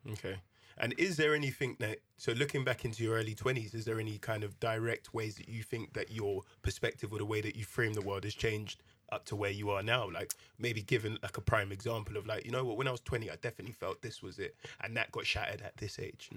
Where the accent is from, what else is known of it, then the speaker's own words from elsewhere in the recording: London, United Kingdom; also born or lived in Ghana; I would class myself as a Londoner